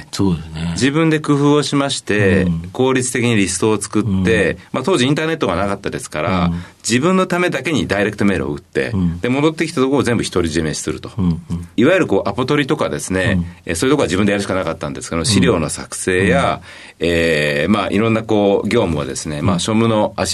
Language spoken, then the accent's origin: Japanese; Hamamatsu, Shizuoka, Japan; えー、静岡県の浜松になります。